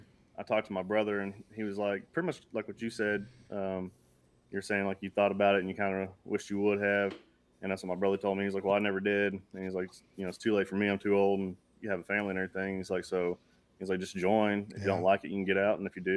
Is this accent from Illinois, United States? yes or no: no; Washington, Oklahoma, United States; Small town, Washington, Oklahoma.